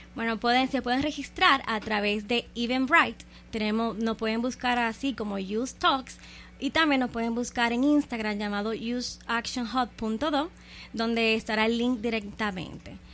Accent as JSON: {"language": "Spanish", "country": "Dominican Republic", "said": "nosotros como República Dominicana"}